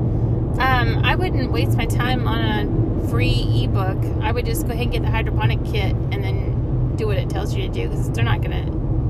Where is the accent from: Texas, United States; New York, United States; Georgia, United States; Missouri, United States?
Texas, United States; born or raised there